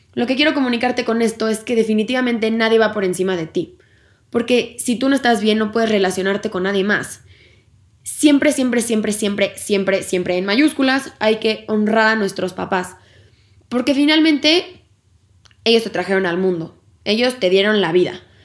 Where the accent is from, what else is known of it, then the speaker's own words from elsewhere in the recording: Mexico; como sociedad y como cultura mexicana tenemos la creencia